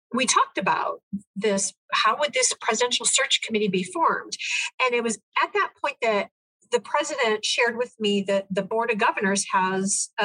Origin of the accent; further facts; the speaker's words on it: Midwest, United States; now in Florida, United States; I was raised in the Midwest.